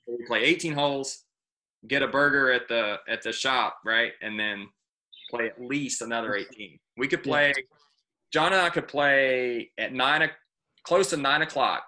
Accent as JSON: {"language": "English", "town": "Campbellsville", "region": "Kentucky", "country": "United States", "said": "I'm from Campbellsville, Kentucky. I play golf at Campbellsville Country Club"}